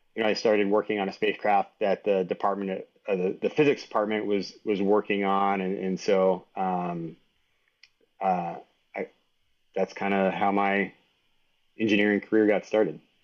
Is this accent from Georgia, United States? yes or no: no; San Antonio, Texas, United States; also born or lived in New York City; now in Boulder, United States; I was born in New York City, uh, but moved to San Antonio, Texas when I was one year old